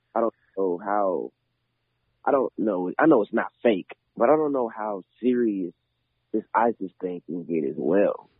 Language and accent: English; Clarksville, Tennessee, United States; I grew up in Clarksville